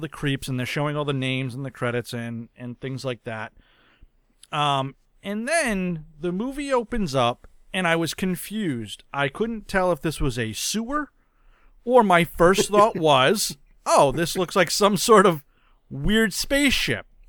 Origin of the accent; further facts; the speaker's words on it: New England, United States; I am from New England